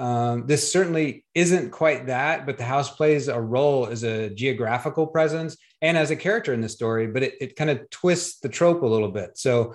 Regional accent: the South, United States; I'm from the South

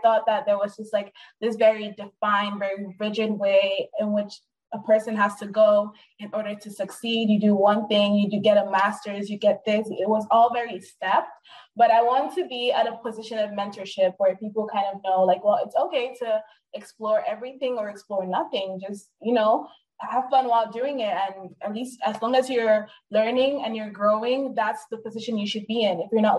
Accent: Nigeria; now in United States; where are you from? And then I say, I'm Nigerian. They're like, well, I don't hear the accent.

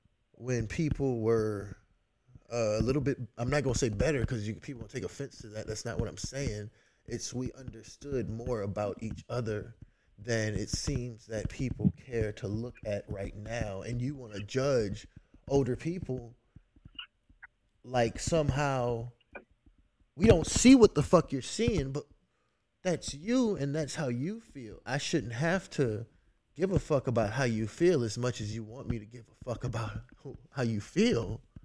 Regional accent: the South, United States; like, I'm from the South.

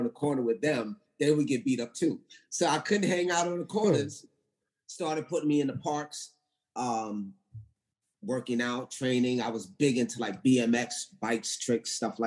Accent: New York, United States; also born or lived in England / Jamaica (ancestry); growing up in New York, you had to have a little edge

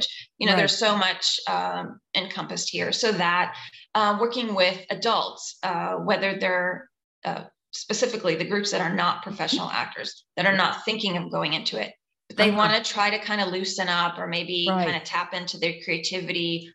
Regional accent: Atlanta, Georgia, United States; accent: Southern; I grew up in Atlanta, so I'm able to draw that Southern accent sometimes when I need it

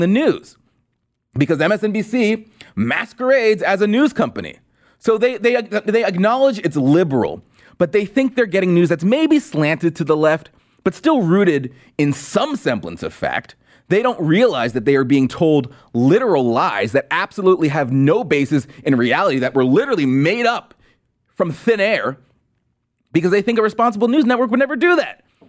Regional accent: California, United States; now in Washington, D.C., United States; I'm from California, and I live in D C

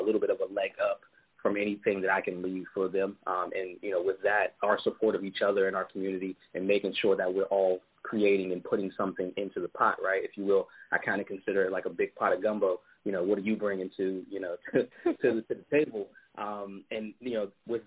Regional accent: Pittsburgh, Pennsylvania, United States; I grew up in Pittsburgh, Pennsylvania, one of six children, the second oldest.

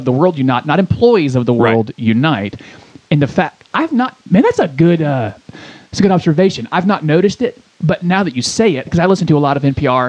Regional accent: Côte d’Ivoire; born there; I was born in Ivory Coast, West

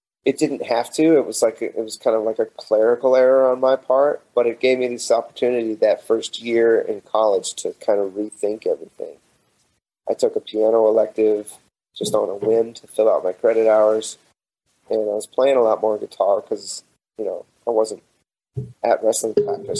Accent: Amarillo, Texas, United States; I grew up in Amarillo

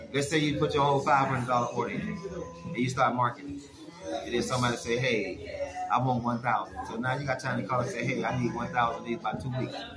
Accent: Jacksonville, Florida, United States; I'm from Jacksonville, Florida

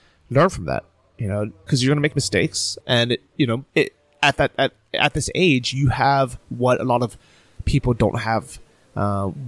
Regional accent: San Francisco, California, United States; moved away as an adult; also born or lived in Orange County, California / Berlin, Germany; I moved from San Francisco down to Orange County

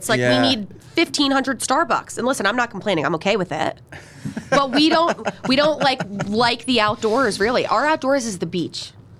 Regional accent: New Jersey, United States; moved away; the growing up in Jersey thing

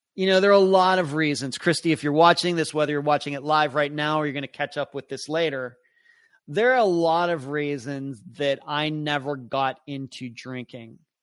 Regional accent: Pennsylvania, United States; moved away; my home state of Pennsylvania, which is technically my home state

